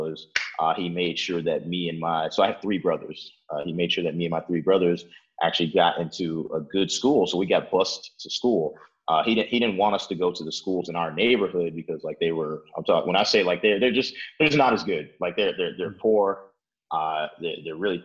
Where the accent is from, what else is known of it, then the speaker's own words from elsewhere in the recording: Chicago, Illinois, United States; also born or lived in Oak Park, Illinois; I've lived in Chicago my entire life. Born and raised here